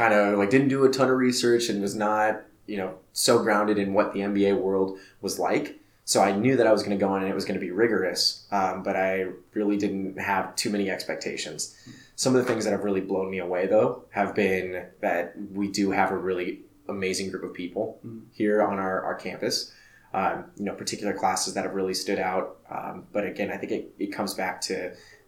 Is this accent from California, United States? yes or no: no; Tempe, Arizona, United States; So I am a native Arizonan. So I was born and raised in Tempe, just about 5 miles south of campus.